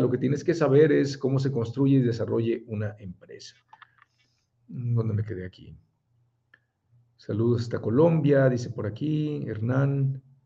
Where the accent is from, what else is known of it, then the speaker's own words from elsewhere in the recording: Mexico; Soy mexicano